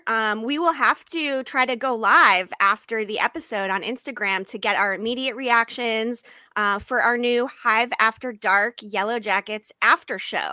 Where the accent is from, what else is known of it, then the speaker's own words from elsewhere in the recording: Massachusetts, United States; now in San Diego, United States; I was born in Massachusetts, so I grew up a Red Sox fan